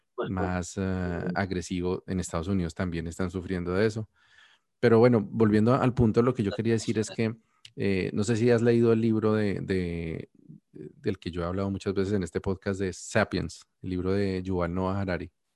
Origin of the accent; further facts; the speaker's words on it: Colombia; no tenemos esas narrativas como colombianos